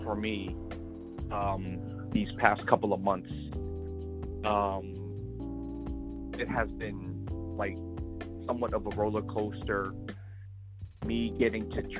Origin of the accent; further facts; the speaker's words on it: United States; growing up in the United States